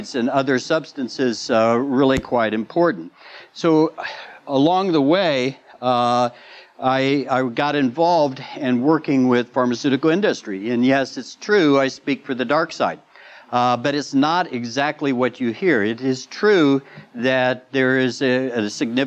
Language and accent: English; Midwest, United States; I grew up in the Midwest